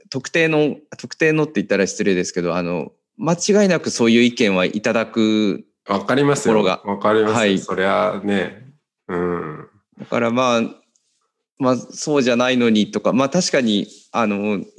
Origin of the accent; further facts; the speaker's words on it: Setagaya, Tokyo, Japan; やっぱり世田谷生まれで、まああのね、お寺の坊ちゃんってことですごい大切に育てていただいて